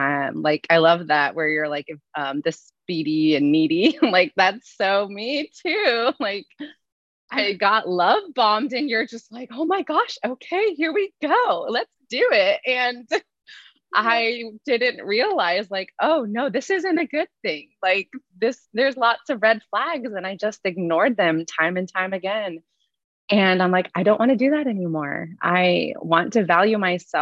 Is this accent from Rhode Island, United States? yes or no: no; Alaska, United States; I'm 33 and from, yes, the wonderful state of Alaska.